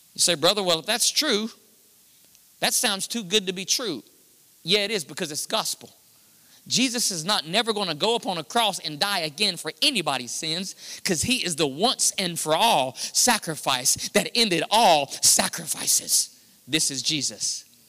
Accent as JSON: {"language": "English", "country": "United States", "said": "we're American Christians"}